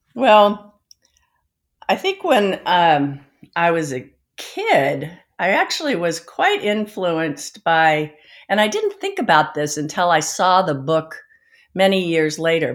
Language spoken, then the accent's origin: English; the Bay Area, California, United States; also born or lived in Eugene, Oregon; I grew up in California in the Bay Area